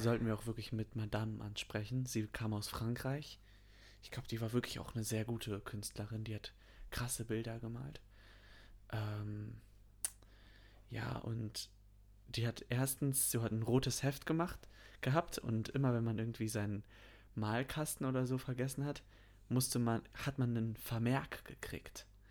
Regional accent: North Rhine-Westphalia, Germany; dass ich in NRW zur Schule gegangen bin

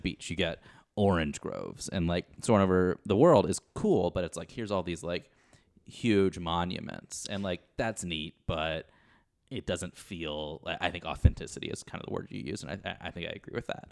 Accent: Kentucky, United States; I'm originally from Kentucky

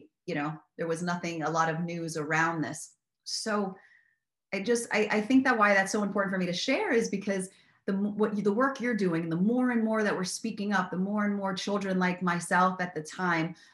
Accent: Miami, Florida, United States; I grew up in Miami

